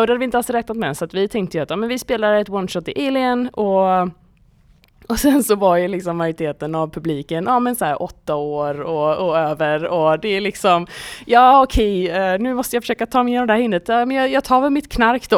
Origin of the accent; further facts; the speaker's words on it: Gothenburg, Västra Götaland, Sweden; jag är från Göteborg